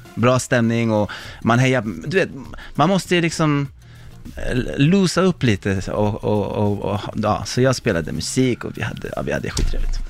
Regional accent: Sweden; moved away; also born or lived in Stockholm; jag var svensk

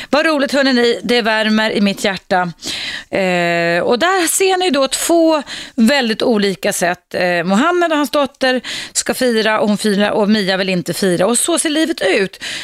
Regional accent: Morocco; Swedish is a second language; now in Sweden; Ja, jag är född i Marocko.

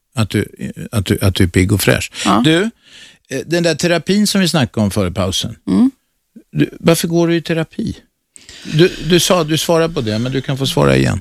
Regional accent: Stockholm, Stockholm County, Sweden; also born or lived in Södermalm, Stockholm; Jag är född på Kungsholmen

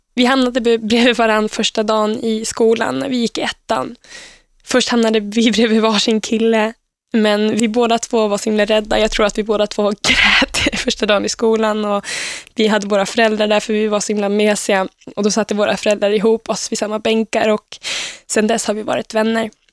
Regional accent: Uppsala, Uppsala County, Sweden; jag växte upp i Eriksberg i Uppsala med mina två föräldrar

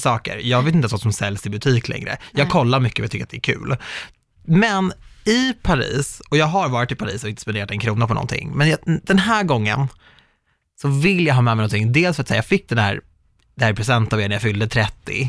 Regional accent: Sweden; jag är minsann svensk

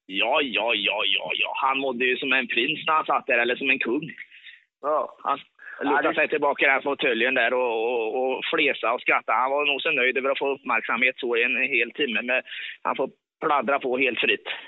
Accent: Bengtsfors, Västra Götaland, Sweden; accent: Dalsland dialect; Jag är från Bengtsfors. Ja, det ligger i Dalsland.

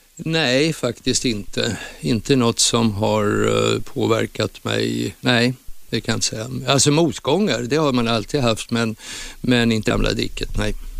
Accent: Gävle, Gävleborg County, Sweden; born or raised there

